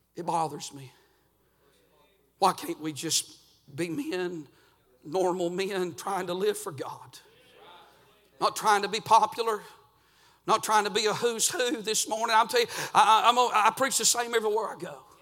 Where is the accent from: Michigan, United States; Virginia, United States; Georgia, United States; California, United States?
Georgia, United States; I'm actually from Georgia